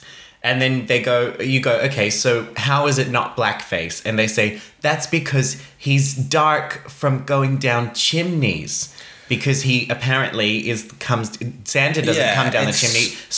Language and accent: English; Australia; I'm Australian.